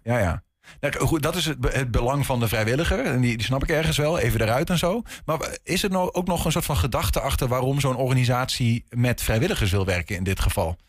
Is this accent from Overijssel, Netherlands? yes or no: yes; Hengelo, Overijssel, Netherlands; bij ons in Twente. In Hengelo